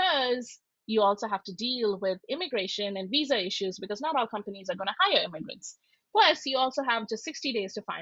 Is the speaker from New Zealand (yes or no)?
no; Shillong, Meghalaya, India; moved away as an adult; now in United States; I'm from Shillong, which is in the northeast.